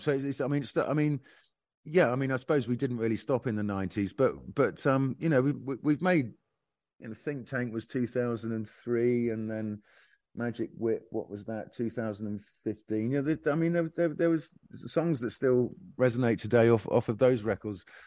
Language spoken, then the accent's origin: English; Bournemouth, South West England, United Kingdom; when I was growing up in Bournemouth